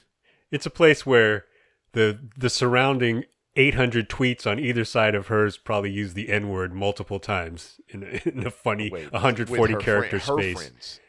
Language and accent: English; Florida, United States; I grew up in Central Florida, and, you know, I'm a millennial.